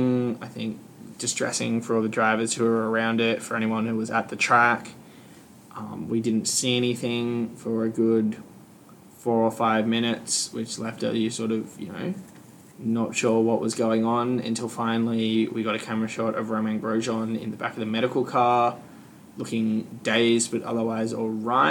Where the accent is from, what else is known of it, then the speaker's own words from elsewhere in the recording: Queensland, Australia; We're all from Queensland.